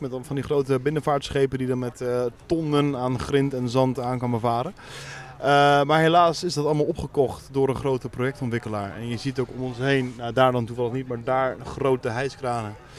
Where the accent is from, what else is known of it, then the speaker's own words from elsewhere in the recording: The Hague, South Holland, Netherlands; Geboren en getogen in Den Haag.